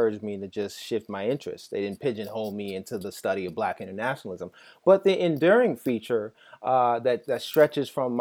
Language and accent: English; New York City, New York, United States; as a child growing up in Jamaica, Queens